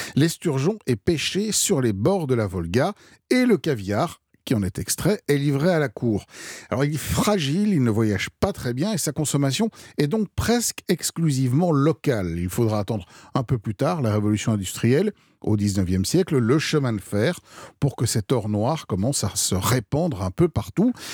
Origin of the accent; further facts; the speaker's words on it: France; chez nous en France